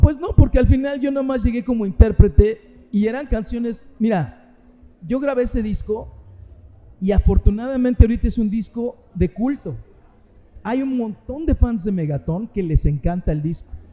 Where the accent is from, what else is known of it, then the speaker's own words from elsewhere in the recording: Mexico City, Mexico; moved away as an adult; also born or lived in Puerto Vallarta, Mexico; now in Cabo San Lucas, Mexico; nací en la Ciudad de México, en Azcapotzalco. O sea que nací como Chintololo, le llaman allá los de Azcapotzalco, ¿no? Entonces yo era chilango, bueno, soy chilango